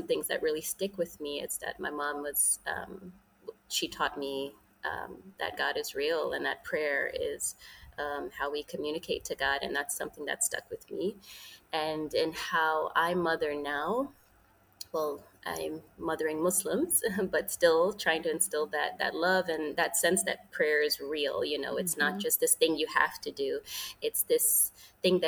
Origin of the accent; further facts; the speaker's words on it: New York City, New York, United States; I was raised in New York City to Jamaican immigrants